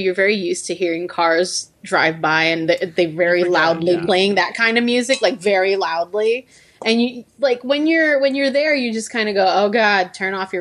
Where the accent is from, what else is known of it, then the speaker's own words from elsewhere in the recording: Puerto Rico; now in United States; I was raised in Puerto Rico